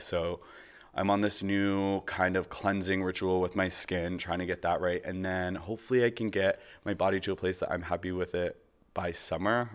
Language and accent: English; Canada; moved away as an adult; also born or lived in Toronto; now in Los Angeles, United States; I am from Canada